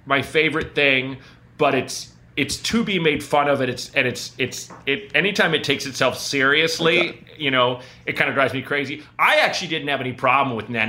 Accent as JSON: {"language": "English", "town": "Portland", "region": "Oregon", "country": "United States", "tie": "born or raised there", "said": "I grew up in Portland, Oregon, which is a city."}